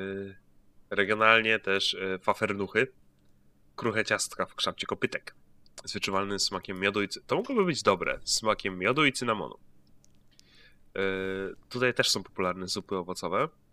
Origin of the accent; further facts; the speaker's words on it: Greater Poland, Poland; ja jestem z wielkopolskiego